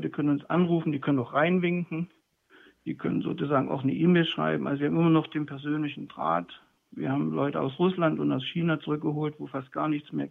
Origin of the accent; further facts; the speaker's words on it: Leipzig, Saxony, Germany; Also ich bin hier groß geworden in dem Viertel Naunhofer Straße in der Schulklasse damals, EOS und dann Penne zuvor